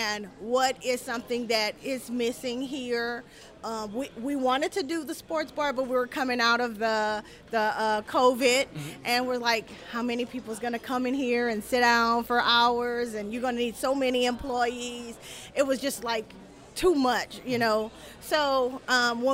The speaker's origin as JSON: {"language": "English", "town": "Abbeville", "region": "Louisiana", "country": "United States", "tie": "born or raised there", "said": "which is my hometown, Abbeville"}